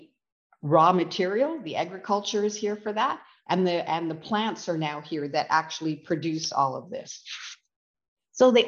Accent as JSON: {"language": "English", "region": "West Coast", "country": "Canada", "tie": "born or raised there", "moved": "yes", "lives_now": "Canadian Prairies", "said": "having been born and raised on the West Coast"}